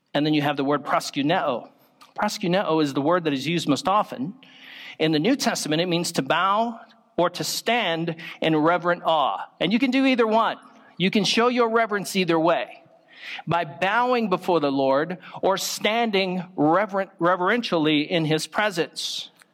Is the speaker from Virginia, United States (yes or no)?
yes; Virginia, United States; moved away; I was from Virginia